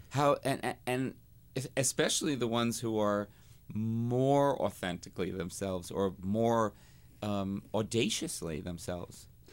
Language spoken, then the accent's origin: English; New Jersey, United States; when I was a little queen growing up in New Jersey